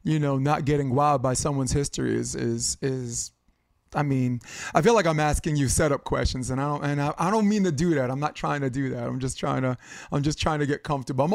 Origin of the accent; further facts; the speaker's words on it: New York City, New York, United States; now in Hermosa Beach, United States; Like New York City, I'm from New York City